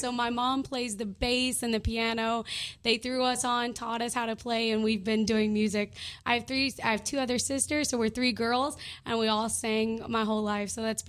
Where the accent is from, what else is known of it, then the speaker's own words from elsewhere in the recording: Louisiana, United States; Well, as I said, I'm from Louisiana. I'm a pastor's daughter and a pastor's granddaughter.